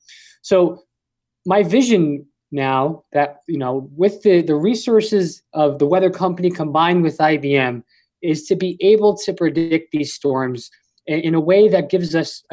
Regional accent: Long Island, New York, United States; I grew up on Long Island, New York.

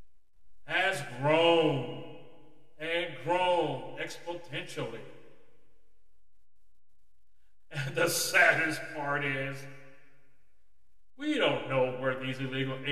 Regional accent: United States; our once great country of America

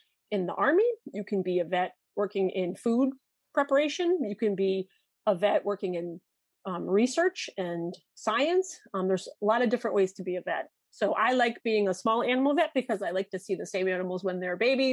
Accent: Connecticut, United States; also born or lived in Wisconsin; I grew up in Connecticut

